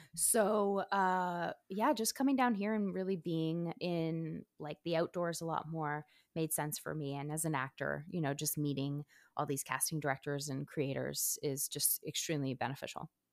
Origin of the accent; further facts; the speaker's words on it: Montreal, Quebec, Canada; now in Los Angeles, United States; I'm originally from Montreal